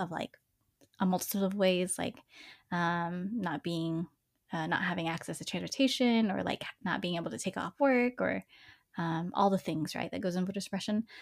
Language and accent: English; Dallas, Texas, United States; I grew up in East Dallas